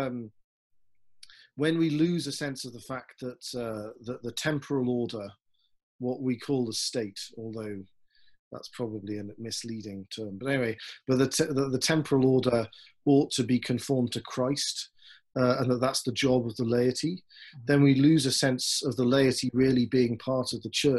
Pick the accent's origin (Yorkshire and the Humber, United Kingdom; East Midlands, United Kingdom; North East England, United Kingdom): North East England, United Kingdom; Newcastle upon Tyne; moved away as an adult; also born or lived in Oxford / Austria / Aberdeen; now in Denver, United States; I'm from England, from the northeast of England, Newcastle upon Tyne